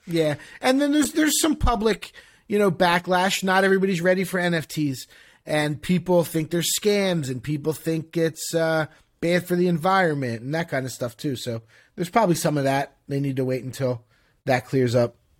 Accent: Philadelphia, Pennsylvania, United States; moved away as an adult; now in Miami, United States; I'm from Philadelphia.

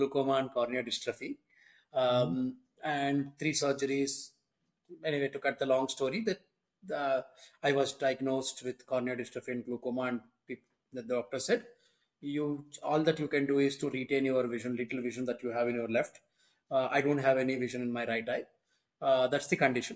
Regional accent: Vijayawada, Andhra Pradesh, India; moved away as an adult; also born or lived in Hyderabad; I grew up in Vijayawada

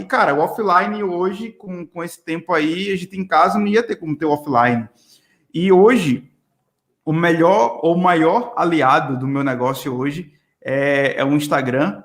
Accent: Pernambuco, Brazil; moved away; also born or lived in Natal, Rio Grande do Norte; eu sou de Natal. Então, assim, na verdade, sou pernambucano, mas morei muito tempo em Natal

